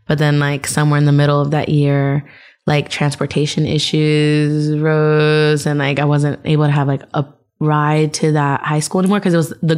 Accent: Whittier, California, United States; I was born in Whittier, which is like the last city of East LA. And then we ended up just moving around a ton.

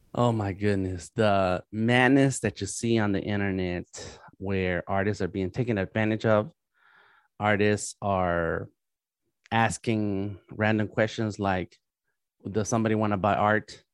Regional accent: Los Angeles, California, United States; moved away as an adult; now in Atlanta, United States; I am born and raised in East

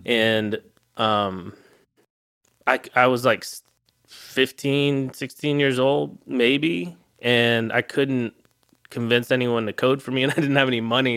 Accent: Arkansas, United States; I grew up in a little town in Arkansas

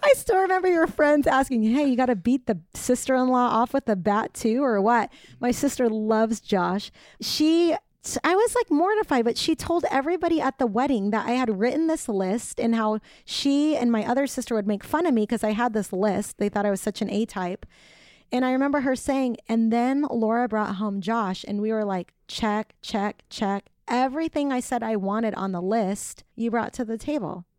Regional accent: Orange County, California, United States; moved away as an adult; also born or lived in Bakersfield; I'm from Orange County

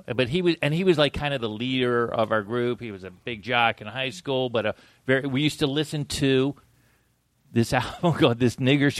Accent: Florida, United States; also born or lived in Maryland; I moved from Maryland to Florida in the, like, for junior high and high school.

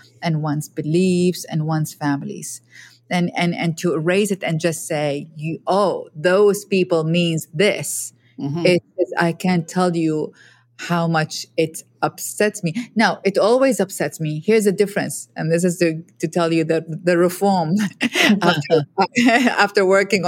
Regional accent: Iraq; I'm a woman from Iraq

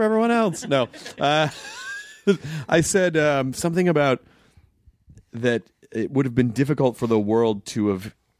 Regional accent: Kentucky, United States; born there; also born or lived in Florida / Arkansas; I moved. I was born in Kentucky and then lived in Florida for a couple of years. And then when I was like... eight, we moved. Then we moved to the we moved to Arkansas for 6 months

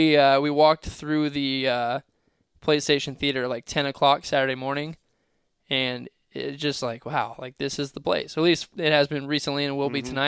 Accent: Columbus, Ohio, United States; I grew up in Columbus, Ohio

